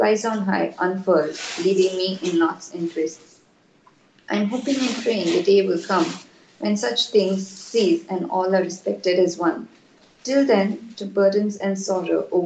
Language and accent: English; India; I'm from India